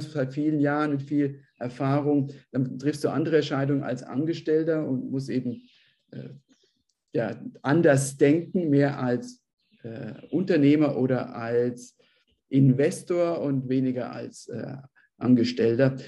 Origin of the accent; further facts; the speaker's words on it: Bavaria, Germany; now in Peru; ich bin ja selbst auch aus Bayern